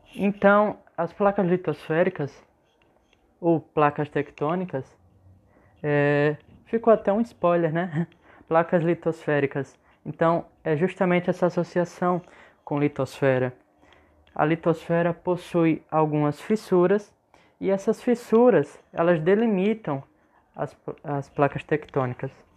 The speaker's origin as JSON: {"language": "Portuguese", "region": "Alagoas", "country": "Brazil", "said": "nós alagoanos, pelo menos eu sou alagoano"}